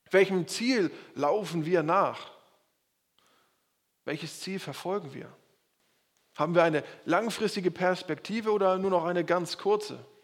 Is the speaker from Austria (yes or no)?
no; Schleswig-Holstein, Germany; ganz im Süden von Bayern und ich komme aus Schleswig-Holstein.